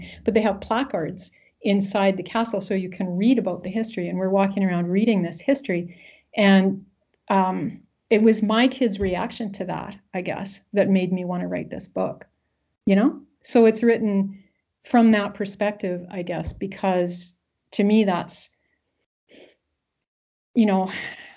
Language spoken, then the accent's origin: English; Western Canada, Canada; I'm from Western Canada